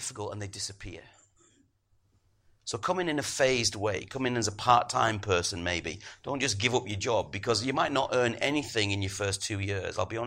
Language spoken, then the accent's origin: English; Middlesbrough, North East England, United Kingdom; moved away; I'm originally from Middlesbrough